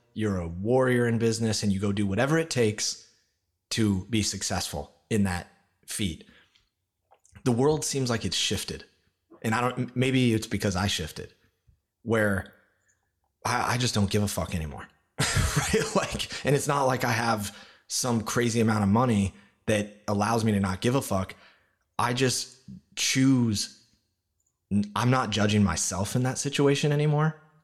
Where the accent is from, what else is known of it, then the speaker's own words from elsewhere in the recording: Olympia, Washington, United States; moved away as an adult; now in New York, United States; I grew up in Olympia, Washington, outside of Seattle